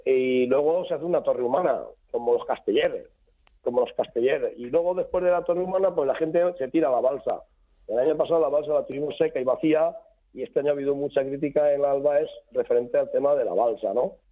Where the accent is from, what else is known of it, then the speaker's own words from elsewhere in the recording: Chiva, Valencian Community, Spain; Chiva somos eh, castellano parlantes va a pesar de estar a 25 kilómetros de la capital de Valencia, somos castellanos parlantes